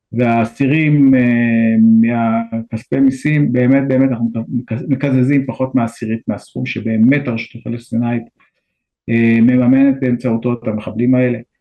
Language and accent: Hebrew; Israel